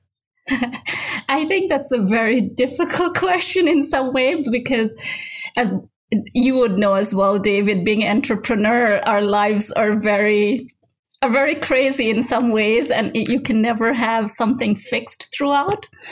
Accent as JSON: {"language": "English", "country": "Nigeria", "tie": "born or raised there", "moved": "yes", "said": "I grew up in Nigeria. That's where I did my pharmacy school"}